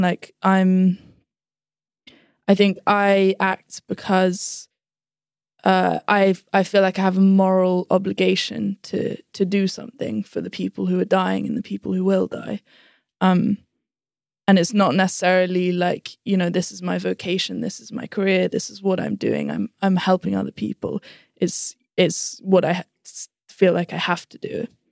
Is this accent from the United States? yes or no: no; London, United Kingdom; also born or lived in Gummidge; we started school in London, yeah, primary school.